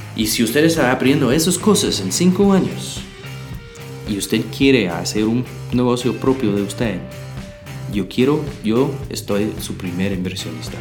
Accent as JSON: {"language": "Spanish", "region": "Texas", "country": "United States", "second_language": "Spanish", "moved": "as an adult", "lives_now": "Guatemala", "said": "Yo soy de Texas"}